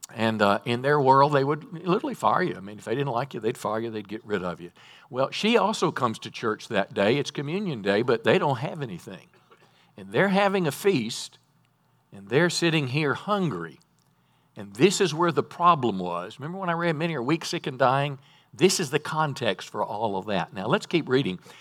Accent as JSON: {"language": "English", "region": "North Mississippi", "country": "United States", "tie": "born or raised there", "said": "I was raised in Mississippi, North Mississippi"}